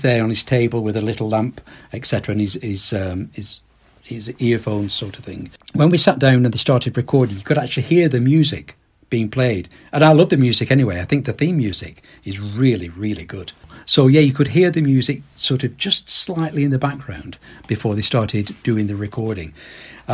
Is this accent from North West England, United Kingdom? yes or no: yes; Accrington, North West England, United Kingdom; I live and I'm from Accrington itself.